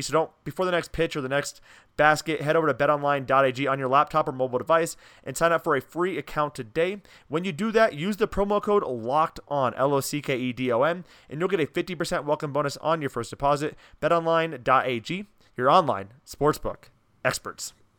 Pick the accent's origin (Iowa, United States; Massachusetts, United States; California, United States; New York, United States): Iowa, United States; Newton; I'm from Newton.